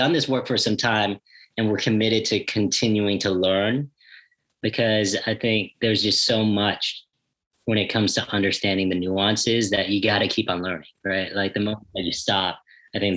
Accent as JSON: {"language": "English", "country": "United States", "tie": "born or raised there", "said": "I grew up here in the States"}